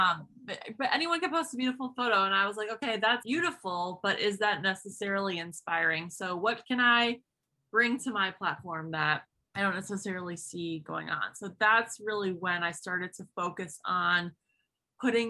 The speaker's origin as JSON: {"language": "English", "town": "Buffalo", "region": "New York", "country": "United States", "said": "I am 28 from Buffalo, New York."}